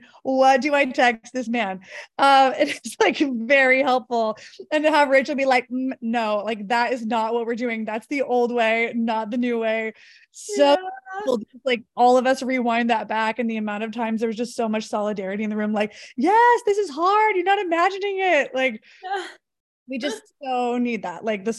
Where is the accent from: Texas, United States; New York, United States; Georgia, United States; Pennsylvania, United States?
Texas, United States; I'm originally from Texas, but I live in Northern California. I'm planning a move to SoCal in the next few months.